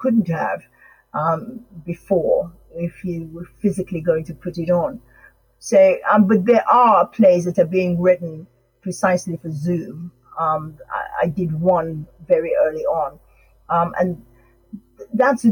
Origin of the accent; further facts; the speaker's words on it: Sierra Leone; now in England; although I was born in England, my parents were from Sierra Leone, and I grew up, I went to school in Sierra Leone